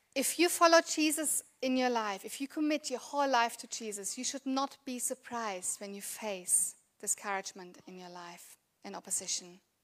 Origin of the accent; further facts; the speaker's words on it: Germany; English is a second language; moved away as an adult; now in Australia; I grew up, was born and grew up in Germany